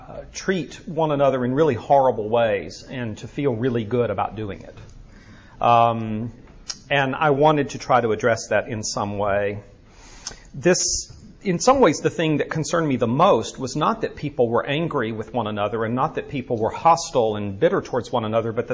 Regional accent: Birmingham, Alabama, United States; moved away; It is good to be back here in my hometown.

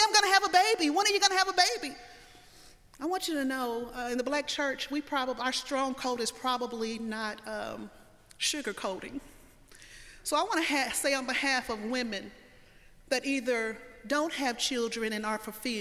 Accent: the South, United States; I'm from the South

